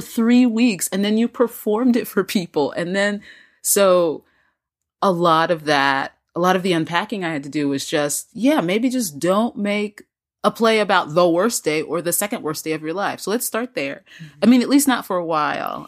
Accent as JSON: {"language": "English", "country": "United States", "lives_now": "Raleigh, United States", "said": "as an American and as a member of this society"}